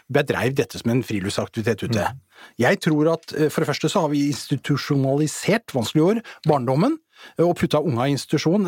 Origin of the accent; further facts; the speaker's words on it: Asker, Akershus, Norway; både jeg og … faktisk er vokst opp i, i Asker